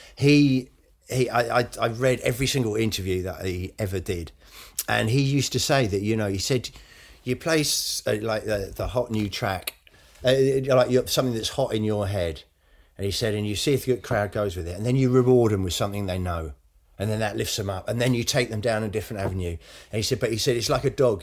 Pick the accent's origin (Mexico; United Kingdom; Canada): United Kingdom; I haven't got a huge amount of pride in being British